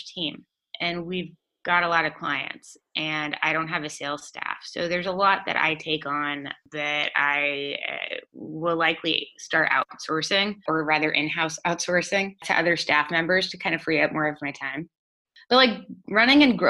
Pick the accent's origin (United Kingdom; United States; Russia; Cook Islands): United States